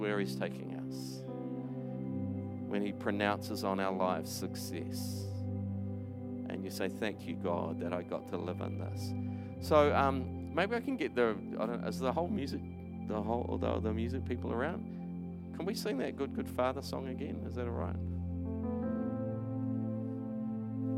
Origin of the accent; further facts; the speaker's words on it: New Plymouth, Taranaki, New Zealand; moved away; also born or lived in Christchurch; I grew up in New Plymouth